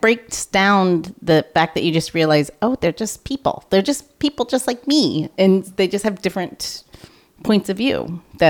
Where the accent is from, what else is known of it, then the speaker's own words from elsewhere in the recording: St. Louis, Missouri, United States; Growing up in St. Louis, it's really close to the Bible Belt. And yep. I have Jehovah's Witnesses in my family.